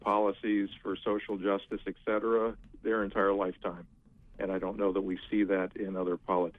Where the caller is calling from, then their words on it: Friendship, United States; from Friendship.